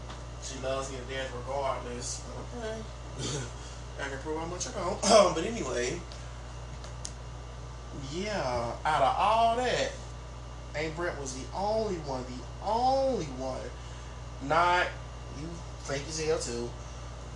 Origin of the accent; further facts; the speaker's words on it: Thomaston, Georgia, United States; I'm born and raised in Thomaston